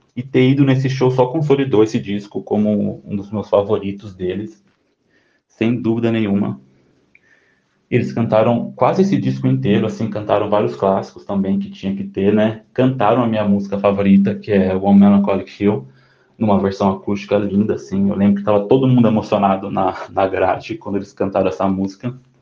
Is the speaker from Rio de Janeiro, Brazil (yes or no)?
no; São Paulo, Brazil; eu tenho 27 anos e eu sou de São Paulo